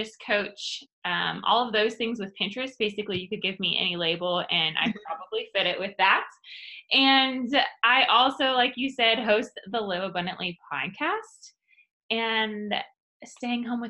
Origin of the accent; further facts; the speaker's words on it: Columbus, Ohio, United States; Columbus, Ohio. Born and raised.